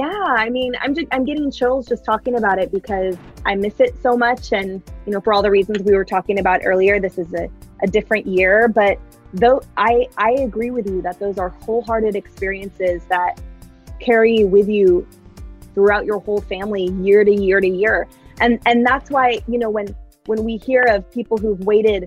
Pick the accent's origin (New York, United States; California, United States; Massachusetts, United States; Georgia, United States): California, United States; now in Seattle, United States; we come from a big Husky family, even though I'm a Californian